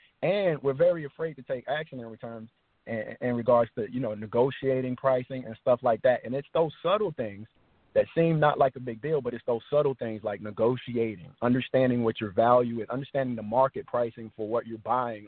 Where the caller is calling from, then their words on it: Dallas, Texas, United States; I'm calling from Dallas, Texas.